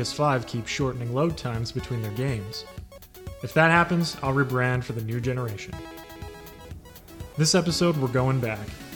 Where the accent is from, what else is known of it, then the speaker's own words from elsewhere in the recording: Canada; Being a kid growing up in Canada